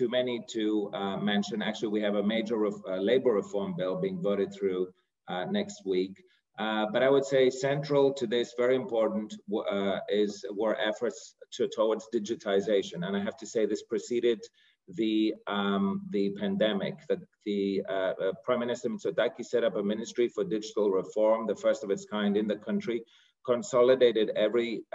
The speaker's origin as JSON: {"language": "English", "country": "Greece", "tie": "born or raised there", "also_born_or_lived": "United Kingdom / United States / New York", "moved": "yes", "said": "So myself, I'm born and raised in Greece."}